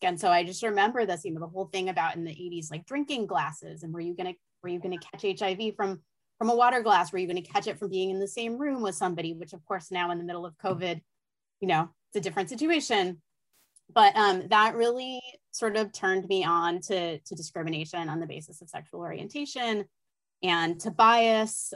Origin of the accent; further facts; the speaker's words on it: Los Angeles, California, United States; I grew up